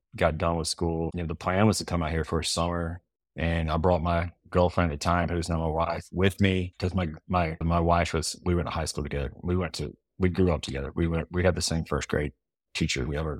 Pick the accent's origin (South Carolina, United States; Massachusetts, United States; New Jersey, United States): South Carolina, United States; Spartanburg; moved away as an adult; now in Jackson Hole, United States; Born and raised in Spartanburg, South Carolina. Yeah. Grew up. Spartanburg's a pretty big town. You know, it's like northwest corner of South Carolina, near Asheville, near Charlotte, near Greenville, not too far from Clemson.